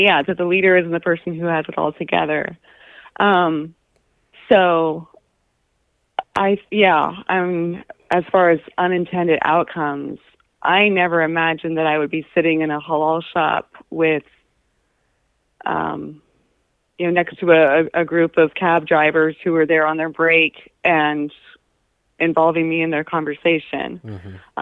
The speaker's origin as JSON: {"language": "English", "town": "Anchorage", "region": "Alaska", "country": "United States", "tie": "born or raised there", "said": "I grew up in Anchorage"}